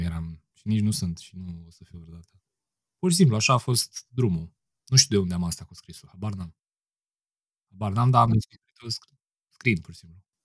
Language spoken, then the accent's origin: Romanian; Piatra Neamț, Neamț County, Romania; now in Bucharest, Romania; Sunt din Piatra Neamț, locuiesc la București acum